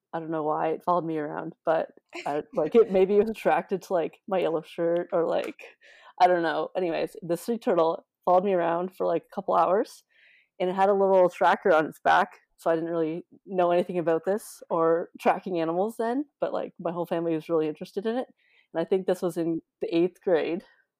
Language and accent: English; Ottawa, Ontario, Canada; Yeah, I'm from Ottawa, which is like one of the most landlocked parts of Ontario.